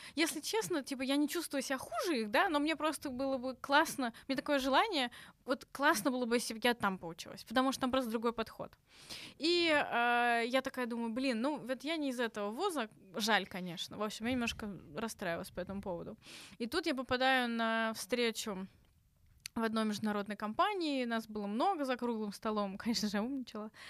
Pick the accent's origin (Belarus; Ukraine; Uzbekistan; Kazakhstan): Uzbekistan; Tashkent; moved away as an adult; now in Russia; я из Ташкента, я там вуз закончила